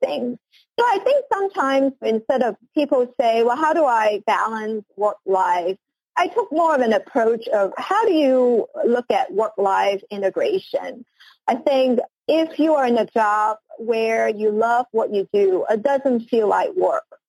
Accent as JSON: {"language": "English", "country": "Hong Kong", "also_born_or_lived": "United States", "moved": "yes", "said": "I am originally from Hong Kong, and uh, I did my studies and uh, spent most of my career in the U.S."}